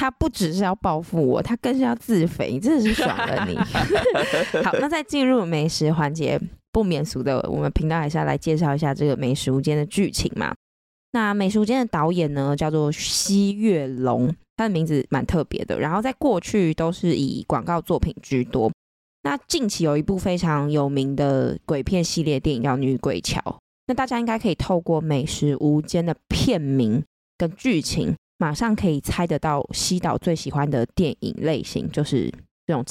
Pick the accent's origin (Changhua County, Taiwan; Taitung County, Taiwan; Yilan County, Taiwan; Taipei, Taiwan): Taipei, Taiwan; also born or lived in Xindian, New Taipei; 我们两个台北人，